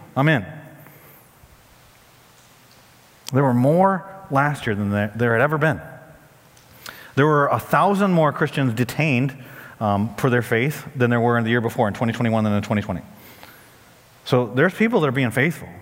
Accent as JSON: {"language": "English", "country": "United States", "said": "as an American pastor"}